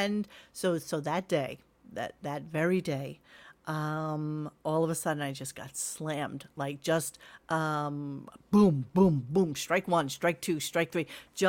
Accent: New York, United States; I'm a New Yorker, born and raised.

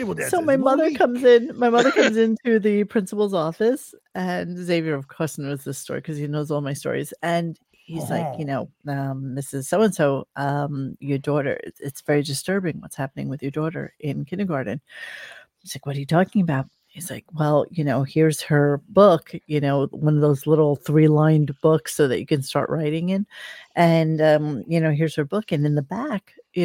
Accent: New York City, New York, United States; I was born in the French hospital in New York City on 28th Street and 10th Avenue

